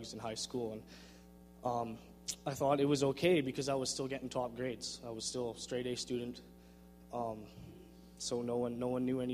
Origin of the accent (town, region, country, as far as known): Vernon, British Columbia, Canada; born or raised there; also born or lived in Langley, British Columbia